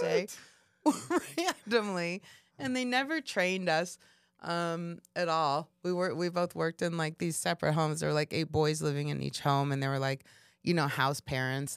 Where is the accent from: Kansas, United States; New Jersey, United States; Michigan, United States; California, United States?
Kansas, United States; moved away as an adult; also born or lived in Chicago; I was coming from Kansas